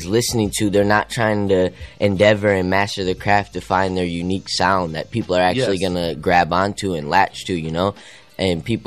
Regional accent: Grand Rapids, Michigan, United States; moved away; We're from Michigan

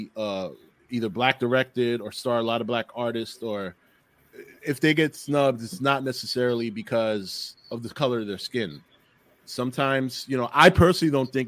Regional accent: New York City, New York, United States; I grew up in the South Bronx. I'm Puerto Rican

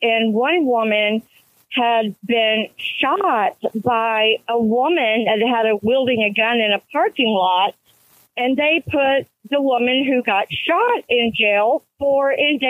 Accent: Houston, Texas, United States; live in a little bitty town. I'm 160 miles northeast of Houston, which is what I'm driving to. We were born and raised in Houston

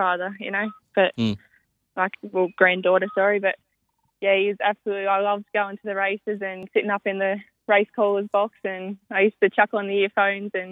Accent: Hunter Valley, New South Wales, Australia; I've just been around the Hunter Valley my whole life

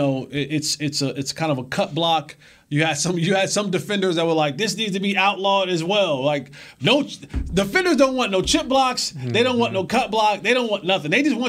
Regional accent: Roselle, New Jersey, United States; MetLife Stadium in New Jersey, my hometown. Shout out to all my people back home in Roselle, New Jersey.

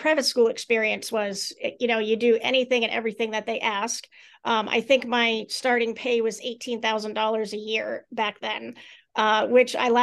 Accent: Maine, United States; my home state of Maine

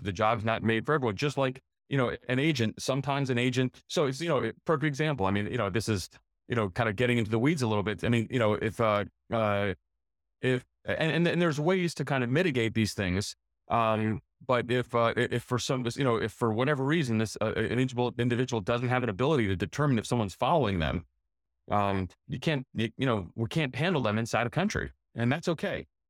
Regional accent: United States; we're from the United States of America

